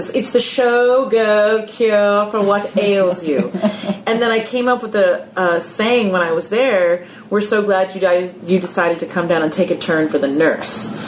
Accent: California, United States; moved away as an adult; now in New York, United States; California, and I moved here essentially just to go to school.

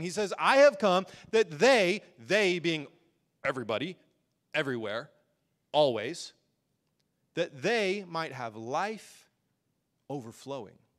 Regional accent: United States; we as American Christians

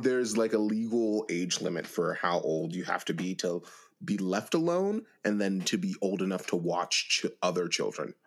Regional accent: Beaver County, Pennsylvania, United States; I'm from Beaver County, Pennsylvania.

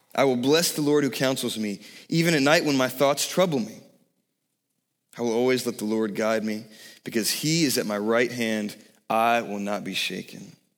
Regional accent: Savannah, Georgia, United States; I grew up in Savannah, Georgia, right on the ocean

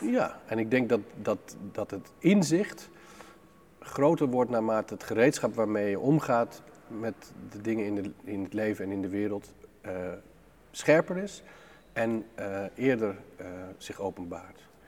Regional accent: Groningen, Netherlands; met ouders uit hele grote steden op te groeien in een, in een plek van 400 mensen

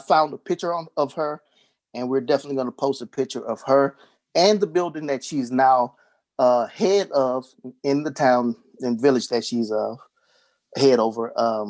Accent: Texas, United States; accent: Texas; because of my Texas accent

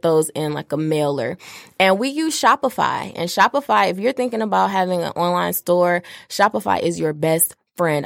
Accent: Detroit, Michigan, United States; also born or lived in Washington, D.C.; I'm from Detroit

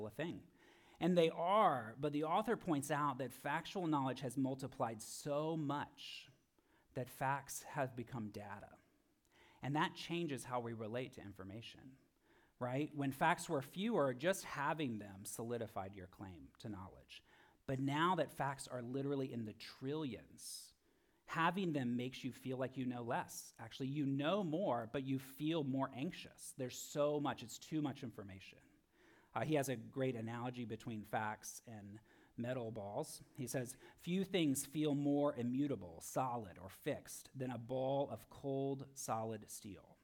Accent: Florida, United States; I'm from Florida

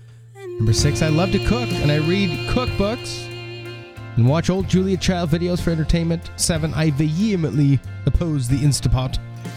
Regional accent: New Jersey, United States; also born or lived in Maryland; Number three, I grew up in New Jersey and Maryland and now have family in Longboat Key, Florida.

